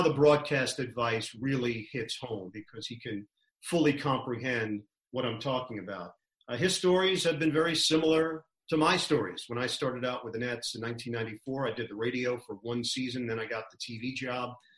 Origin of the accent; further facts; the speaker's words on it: New York City, New York, United States; I'm from Queens, Forest Hills.